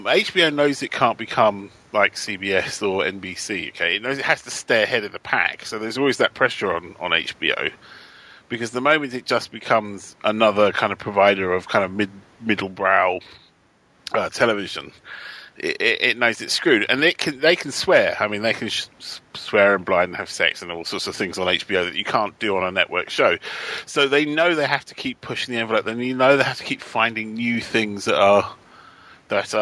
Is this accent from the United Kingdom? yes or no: yes; United Kingdom; as a British writer